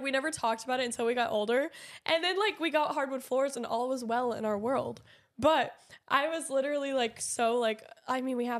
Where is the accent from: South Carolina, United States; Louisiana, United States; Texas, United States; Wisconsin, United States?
Texas, United States; Dallas; moved away; I grew up in Dallas.